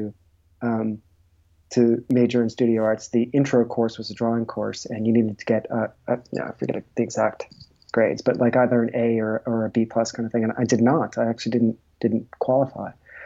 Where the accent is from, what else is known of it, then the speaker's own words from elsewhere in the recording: a small town right outside of Boston, Massachusetts, United States; I grew up in a small town right outside of Boston.